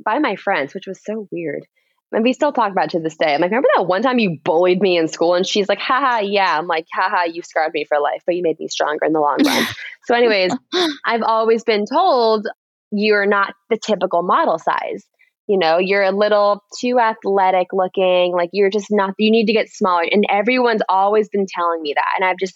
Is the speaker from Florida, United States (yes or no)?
yes; Miami, Florida, United States; I grew up in Miami